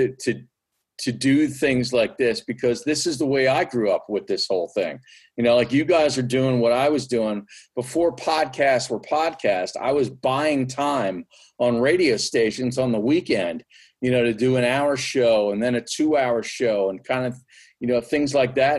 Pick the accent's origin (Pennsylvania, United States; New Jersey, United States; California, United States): Pennsylvania, United States; Berks County; I grew up in Berks County